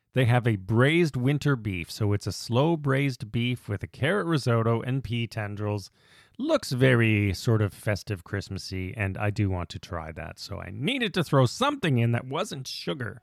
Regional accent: Canada; we're Canadian

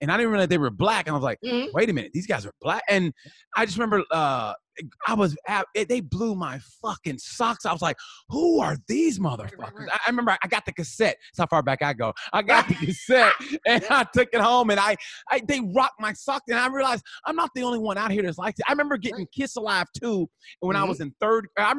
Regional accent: Oklahoma, United States; I grew up in Oklahoma.

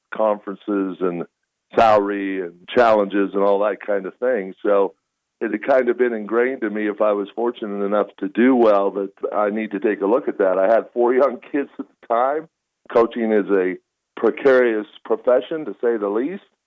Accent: Utah, United States; I grew up in Utah

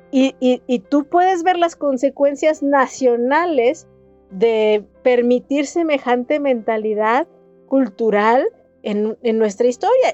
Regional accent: Jalisco, Mexico

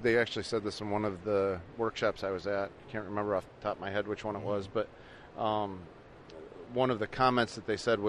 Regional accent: Franklinville, New York, United States; also born or lived in Texas; I was born and raised in Franklinville, grew up

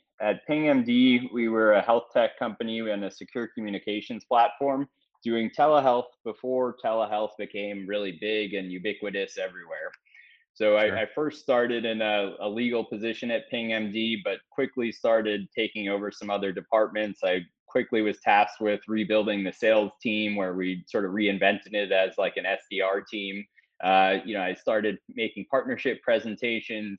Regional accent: New York City, New York, United States; I grew up in New York City

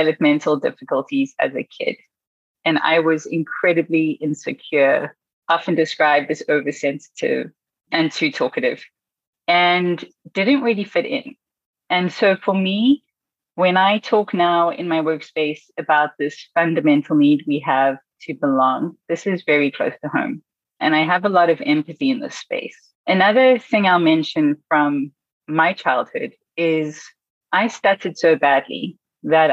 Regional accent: South Africa; also born or lived in Beijing, China / United States; now in Berlin, Germany; I'm born and raised in South Africa and moved around the country a lot

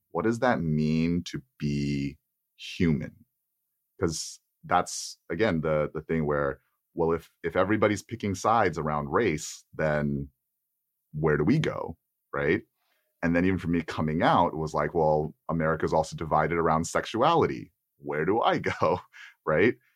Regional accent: Texas, United States; being an Asian American man growing up in Texas

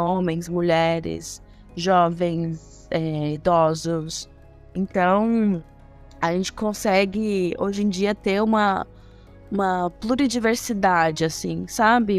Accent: Goiânia, Goiás, Brazil; moved away; also born or lived in Niterói, Rio de Janeiro; vocês vão perceber pelo sotaque, eu sou de Goiânia, Goiás.

